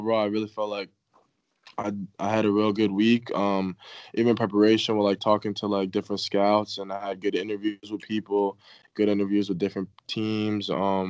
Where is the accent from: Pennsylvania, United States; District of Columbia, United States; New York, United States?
Pennsylvania, United States; cause I'm not from Mississippi. I'm from Pennsylvania, like up north.